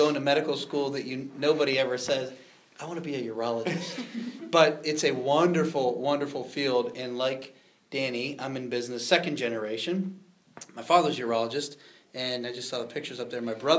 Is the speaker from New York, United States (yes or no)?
no; Youngstown, Ohio, United States; in Boardman, Austintown, and Warren. And so we cover the area. I grew up here. I love it here.